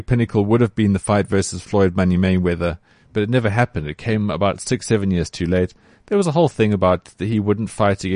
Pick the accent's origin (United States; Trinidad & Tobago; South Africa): South Africa; as a South African